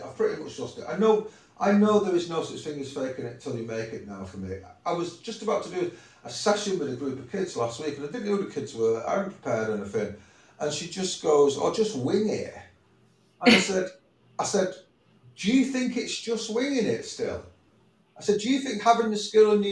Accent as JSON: {"language": "English", "town": "Manchester", "region": "North West England", "country": "United Kingdom", "tie": "born or raised there"}